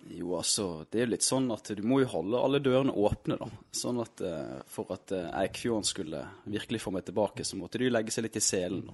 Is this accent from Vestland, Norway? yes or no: yes; Steinhovden, Vestland, Norway; also born or lived in Krokane, Florø; jeg er fra Steinhovden